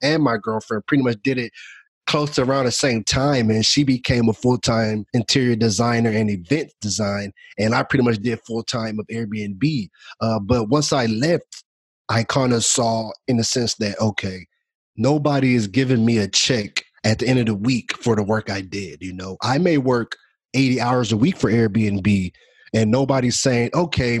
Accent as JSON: {"language": "English", "town": "Houston", "region": "Texas", "country": "United States", "also_born_or_lived": "San Antonio", "said": "I'm from Houston"}